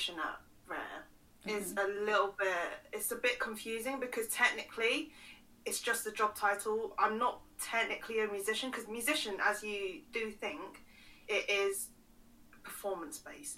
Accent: London, United Kingdom; So I was born in London, raised in London, went to school in London.

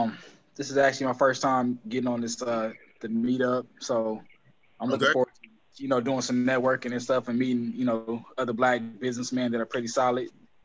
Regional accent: Los Angeles, California, United States; I'm from Southern California. I'm from LA.

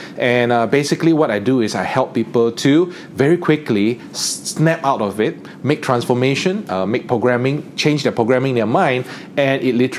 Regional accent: East Malaysia, Malaysia; I'm from East Malaysia.

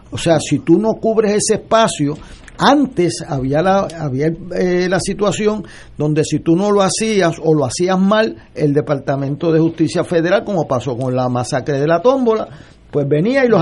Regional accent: Puerto Rico; para mí como puertorriqueño

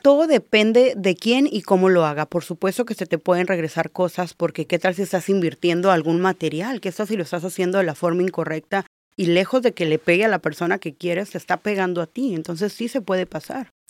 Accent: Baja California Sur, Mexico; also born or lived in Mazatlán, Sinaloa; now in Tijuana, Mexico; Yo soy de Mazatlán, pero crecí en la Baja Sur, así que básicamente yo siempre digo, soy chollera.

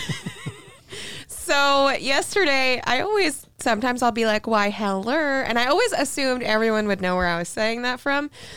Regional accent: Florida's East Coast, United States; moved away; where I'm from is the opposite coast, and they still got bad flooding. I see videos of my hometown

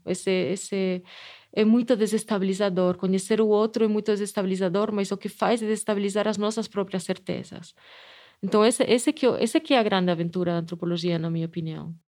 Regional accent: Spain; accent: Spanish; Portuguese is a second language; moved away as an adult; also born or lived in Canada; now in Brazil; eu sou espanhola, dá para perceber pelo sotaque, né? Que eu não sou daqui

